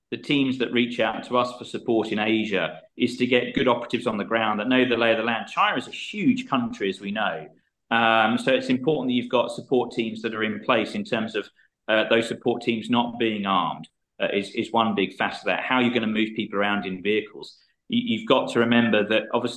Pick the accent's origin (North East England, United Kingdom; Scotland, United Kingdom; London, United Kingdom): London, United Kingdom; moved away as an adult; also born or lived in Australia / Nauru; now in Hong Kong; I grew up in Southeast London. I emigrated to Australia in 2002. I spent 17 years living in Australia.